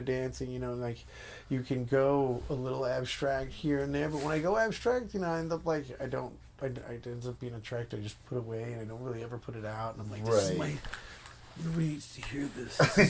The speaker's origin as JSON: {"language": "English", "region": "New York", "country": "United States", "tie": "born or raised there", "also_born_or_lived": "Florida / Seattle", "moved": "as an adult", "lives_now": "Los Angeles, United States", "said": "I was born in Florida, and I moved to New York when I was five or six. Okay. And I lived in Flushing ever since."}